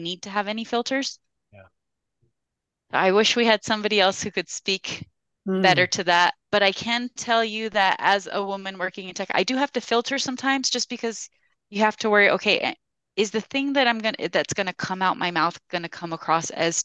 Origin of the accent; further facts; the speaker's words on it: United States; moved away as an adult; I'm Mexican American